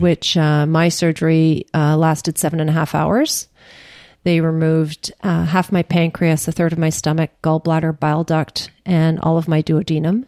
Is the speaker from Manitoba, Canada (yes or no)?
yes; Churchill, Manitoba, Canada; now in Ottawa, Canada; nineteen sixty-two when I was born in Churchill